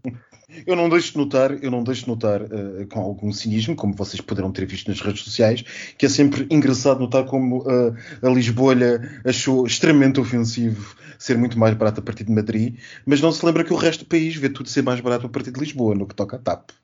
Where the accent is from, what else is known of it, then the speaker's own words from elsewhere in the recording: Switzerland; now in Portugal; como suíço então tenho a, a experiência ao contrário, que é uh, viver no estrangeiro e ter que votar para casa